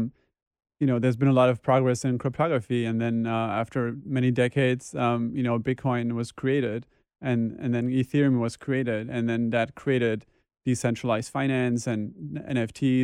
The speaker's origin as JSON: {"language": "English", "region": "western Germany", "country": "Germany", "tie": "born or raised there", "moved": "as an adult", "lives_now": "New York, United States", "said": "I was born in Germany in a small village or town in the west of Germany, and that's where I basically grew up."}